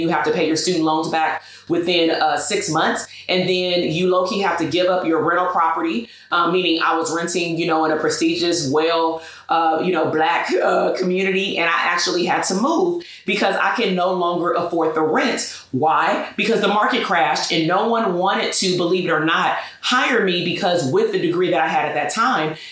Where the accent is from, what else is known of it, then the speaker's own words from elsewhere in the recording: Portland, Oregon, United States; I was born in Portland, Oregon